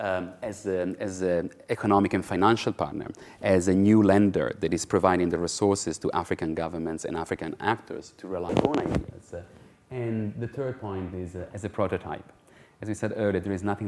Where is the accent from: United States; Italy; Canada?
Italy; I'm from Italy